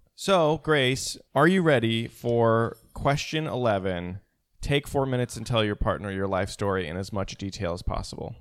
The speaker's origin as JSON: {"language": "English", "town": "St. Louis", "region": "Missouri", "country": "United States", "tie": "born or raised there", "moved": "yes", "lives_now": "New York, United States", "said": "I was born in Saint Louis"}